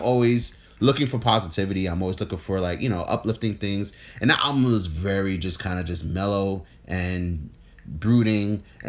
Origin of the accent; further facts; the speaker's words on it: New York City, New York, United States; also born or lived in Brooklyn, New York; And I'm from the Bronx.